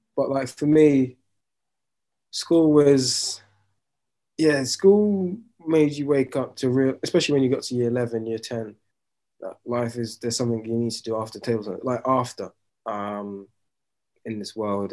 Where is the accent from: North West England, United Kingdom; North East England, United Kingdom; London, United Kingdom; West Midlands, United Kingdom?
London, United Kingdom; growing up in London